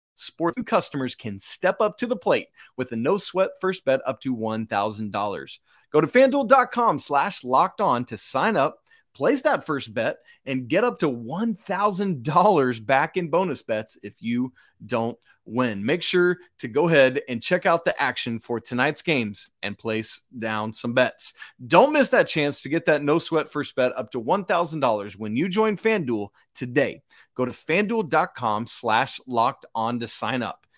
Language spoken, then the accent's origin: English; Atlanta, Georgia, United States; I'm from the Atlanta area, so I played Wheeler High School when I was coming up.